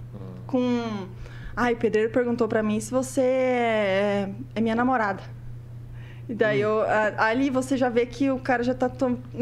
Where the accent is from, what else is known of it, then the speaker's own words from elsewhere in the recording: Prudentópolis, Paraná, Brazil; eu sou lá de Prudentópolis